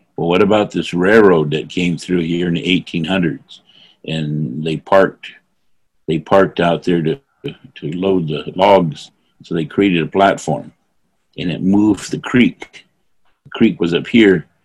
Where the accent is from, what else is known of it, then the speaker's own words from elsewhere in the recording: North Fork, California, United States; I come from North Fork.